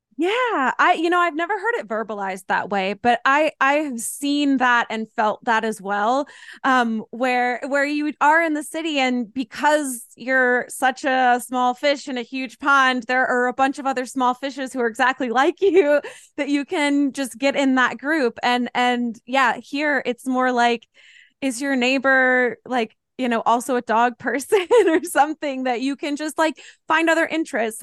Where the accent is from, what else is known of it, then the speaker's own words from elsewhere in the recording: Asheville, North Carolina, United States; I grew up in the Asheville area